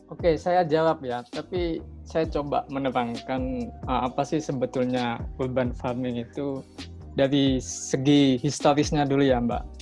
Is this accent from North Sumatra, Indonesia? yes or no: no; Lamongan, East Java, Indonesia; Saya asalnya Lamongan